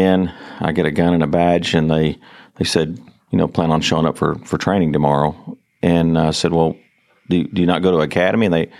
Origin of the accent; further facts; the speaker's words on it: Fort Worth, Texas, United States; also born or lived in Everman, Texas; I was born in Fort Worth, Texas.